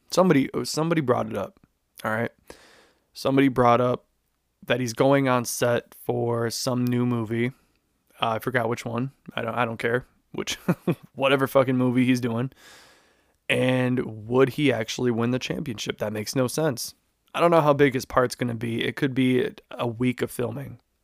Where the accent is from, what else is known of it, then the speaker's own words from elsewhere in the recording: Chicago, Illinois, United States; I'm from Chicago, born and raised